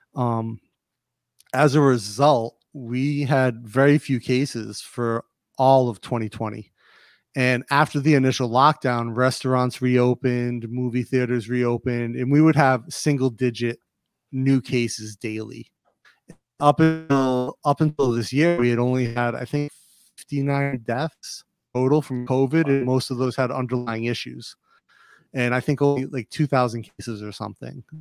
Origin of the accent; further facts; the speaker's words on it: Rhode Island, United States; also born or lived in Massachusetts / North Carolina / California / Cleveland, Ohio; now in Bangkok, Thailand; Rhode Island, I grew up in Rhode Island